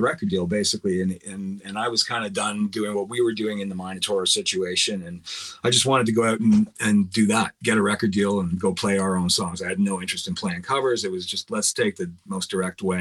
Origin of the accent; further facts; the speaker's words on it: Oshawa, Ontario, Canada; also born or lived in Scarborough; And then I moved to Oshawa when I was like 6 months old. My parents bought a house there in South Oshawa, and I lived there until I was 27.